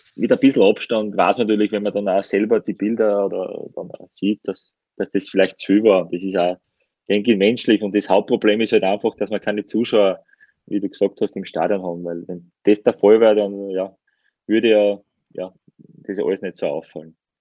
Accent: Styria, Austria; ich bin ja äh, Steirer

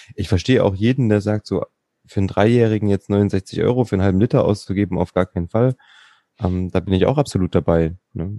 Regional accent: Thuringia, Germany; als Thüringer

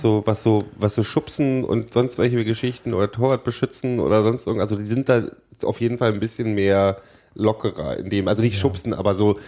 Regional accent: Berlin, Germany; Gebürtiger Berliner

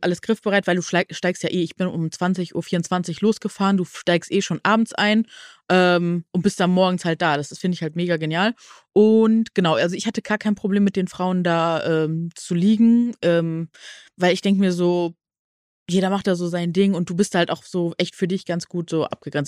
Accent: Neuss, North Rhine-Westphalia, Germany; Ich komme ja aus Nüss

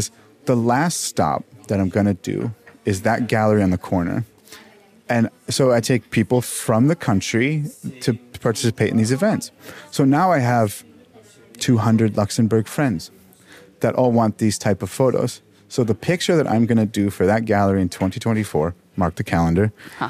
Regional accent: Dallas, Texas, United States; No, I'm from Dallas.

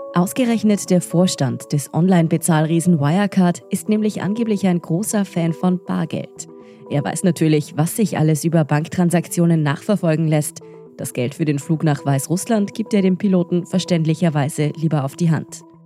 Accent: Austria; in Österreich wundern wir uns

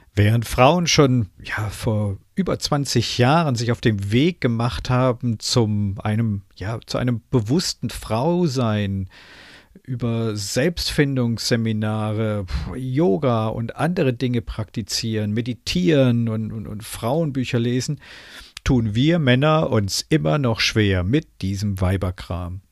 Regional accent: Germany; bei uns in Deutschland

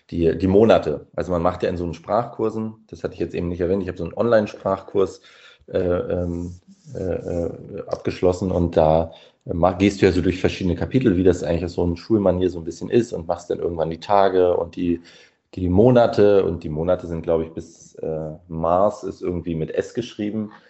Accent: Mecklenburg-Vorpommern, Germany; Also ich bin in Mecklenburg aufgewachsen, mir ist Plattdeutsch so zumindest von Leuten in meiner Umgebung vertraut

